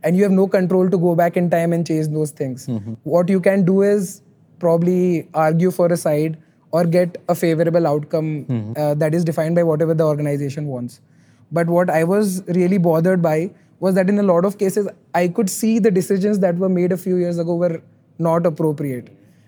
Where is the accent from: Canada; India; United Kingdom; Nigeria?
India; Rajasthan; English is a second language; also born or lived in Delhi; I was born and brought up in Rajasthan, and I moved quite a lot during my life. And finally, in terms of my education, I came to Delhi to do law.